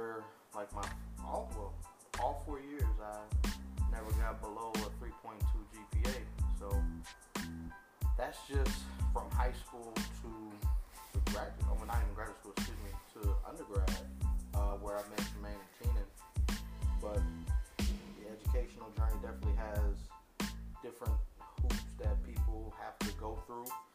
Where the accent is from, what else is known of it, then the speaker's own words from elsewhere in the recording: Elkhart, Indiana, United States; I'm from Elkhart, Indiana